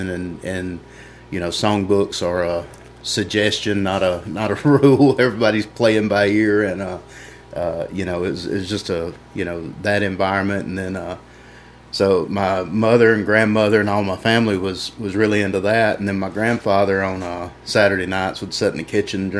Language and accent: English; Tremont, Alabama, United States; also born or lived in Mississippi; right on the edge of Alabama, Mississippi line, just in the edge of Alabama. Went to school at Tremont